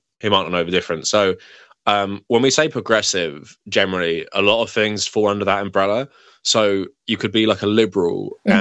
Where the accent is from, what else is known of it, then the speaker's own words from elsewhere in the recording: London, United Kingdom; where I grew up in London